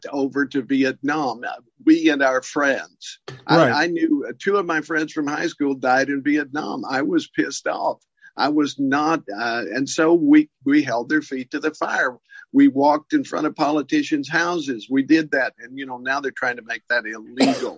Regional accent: Tennessee, United States; Tennessee, my home state

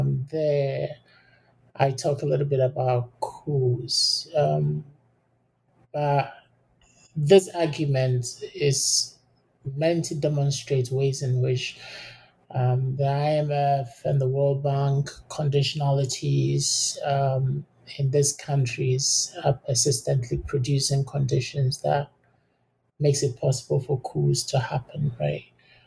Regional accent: Ghana; And the fact that I grew up in Ghana, studied in Ghana, makes it even more important to look at this particular case

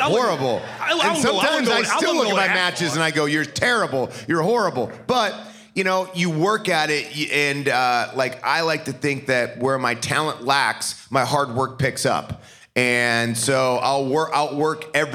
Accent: Parma, Ohio, United States; moved away as an adult; also born or lived in New York City; I was a kid growing up in Parma, Ohio

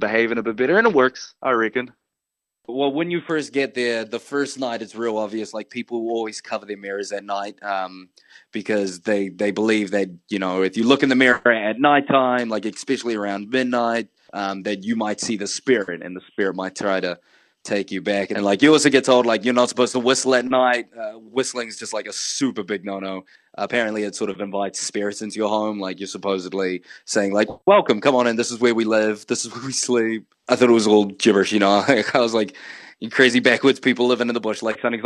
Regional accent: Samoa; now in New Zealand; I'm based in New Zealand, but I was raised in Samoa for a bit.

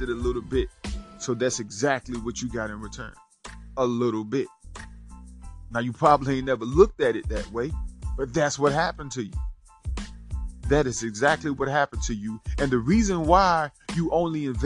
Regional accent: Rocky, South Carolina, United States; I'm from Rocky, South Carolina.

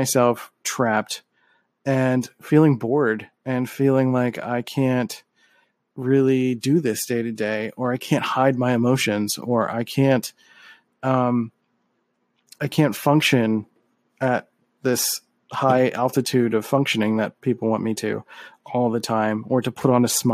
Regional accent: Philadelphia, Pennsylvania, United States; I'm from Philly and we have a lot of great Philly soul

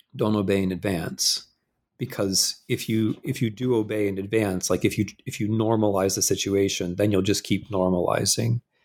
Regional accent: Midwest, United States; moved away as an adult; I'm a Midwesterner

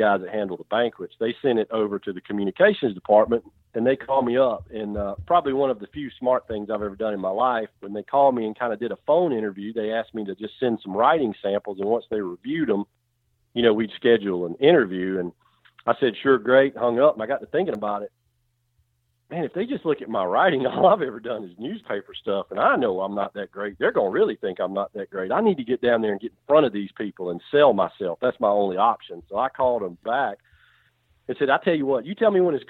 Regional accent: South Carolina, United States; moved away as an adult; also born or lived in Mississippi / Alabama / Georgia; I'm born and raised in South Carolina

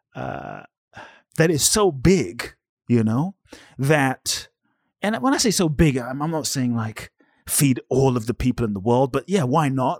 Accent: London, United Kingdom; moved away as an adult; also born or lived in Ghana; now in Los Angeles, United States; I was born in Ghana, West Africa, fathers from Ghana, mothers Japanese, grew up in London

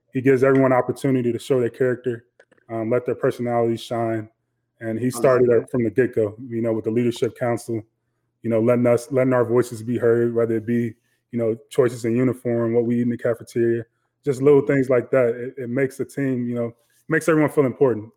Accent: Chicago, Illinois, United States; growing up on the South Side of Chicago

